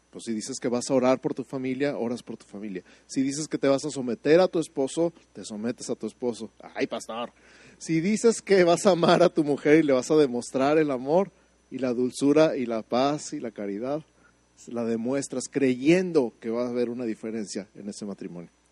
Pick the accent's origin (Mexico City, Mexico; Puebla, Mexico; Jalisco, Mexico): Mexico City, Mexico; now in Santa Fe, United States